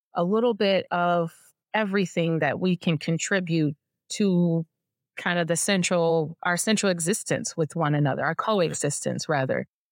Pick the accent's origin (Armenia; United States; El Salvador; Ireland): United States; Detroit, Michigan; I'm from Detroit. I grew up in Detroit